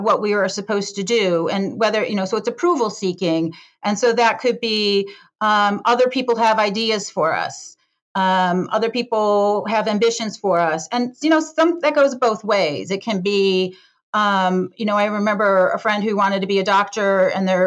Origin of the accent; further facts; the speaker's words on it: Detroit, Michigan, United States; now in San Francisco, United States; I grew up in the Detroit, Michigan area, in a suburb of Detroit, Michigan